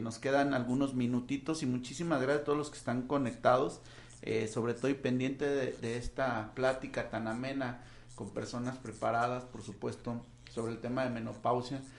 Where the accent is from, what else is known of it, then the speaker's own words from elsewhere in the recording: Mexico; Como buenos mexicanos